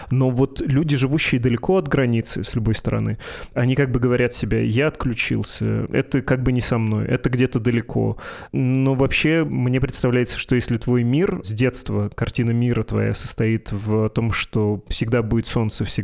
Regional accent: Novosibirsk, Novosibirsk Oblast, Russia; Где я э, из Новосибирска, а где Белгородская область или там Украины и все вот это.

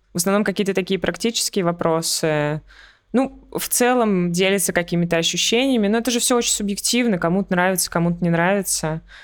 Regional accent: Russia; moved away as an adult; now in Dubai, United Arab Emirates; я из России

